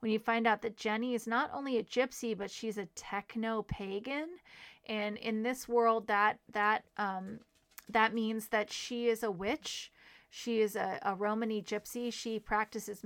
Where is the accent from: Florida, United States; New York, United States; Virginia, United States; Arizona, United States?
Virginia, United States; Manassas; I was raised in Manassas, Virginia, where the Civil War is sort of shoved down your throat